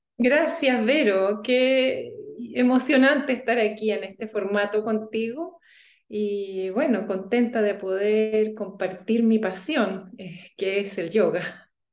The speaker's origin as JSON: {"language": "Spanish", "country": "Chile", "tie": "born or raised there", "also_born_or_lived": "Germany", "moved": "as an adult", "said": "yo crecí en Chile y fuimos a Alemania a vivir"}